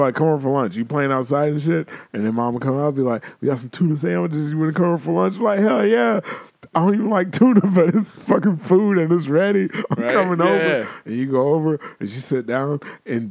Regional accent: Florence, South Carolina, United States; I'm from Florence, South Carolina

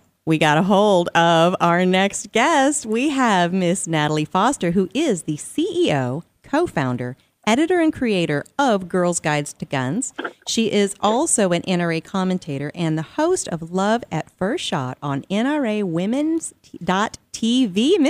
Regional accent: United States; You know, we grew up in America, so we don't understand even ourselves how much it's a part of the fabric of our lives

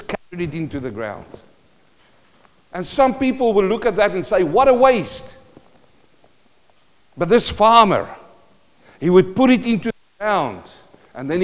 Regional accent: Western Transvaal, North West, South Africa; moved away; I was from Western Transvaal

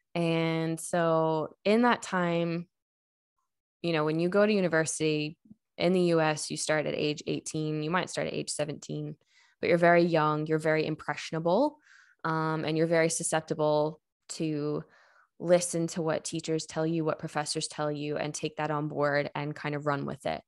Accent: United States; moved away as an adult; now in Ireland; I am not Irish. Um, I come from the States

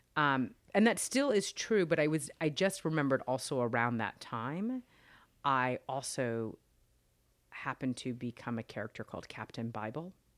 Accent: Los Angeles, California, United States; I actually grew up in Los Angeles

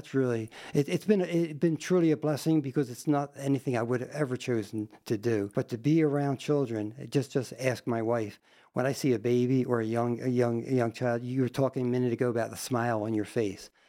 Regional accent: New Jersey, United States; moved away as an adult; also born or lived in Trenton, New Jersey; now in Sturgis, United States; I came from South Jersey to South Dakota

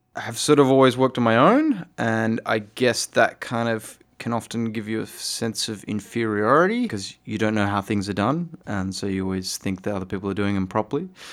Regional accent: Fremantle, Western Australia, Australia; I grew up in Fremantle, which is a bit of a hippie town

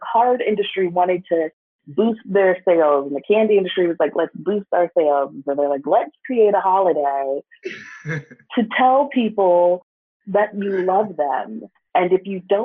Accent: Toledo, Ohio, United States; I grew up in Ohio. Shout out to Toledo

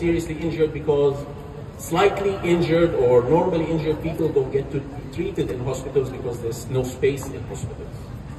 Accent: Gaza, Gaza Strip, Palestine; now in Brisbane, Australia; I'm a Palestinian and Australian. I am from Gaza.

